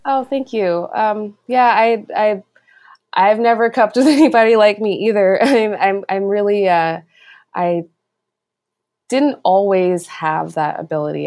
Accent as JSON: {"language": "English", "region": "East Coast", "country": "United States", "moved": "as an adult", "lives_now": "Oakland, United States", "said": "I'm originally from the East Coast, and I moved across the country without real plan"}